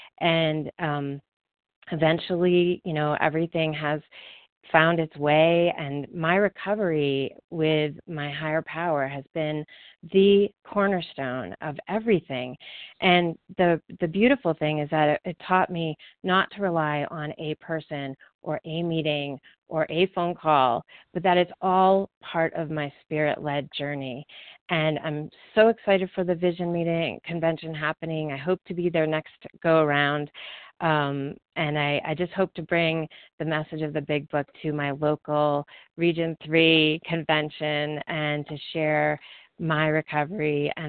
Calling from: Colorado, United States; I am calling from Colorado

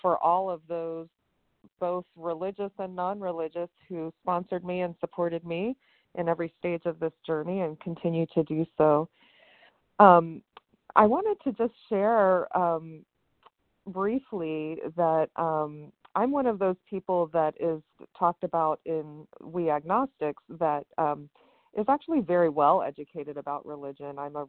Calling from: West Virginia, United States; I'm calling from West Virginia.

